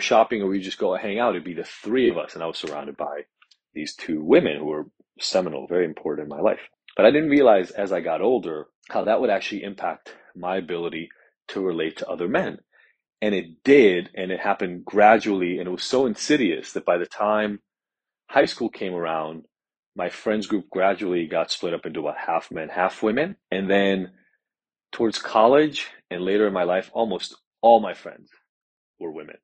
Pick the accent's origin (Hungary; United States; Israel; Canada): Israel; the apartment that I grew up in Israel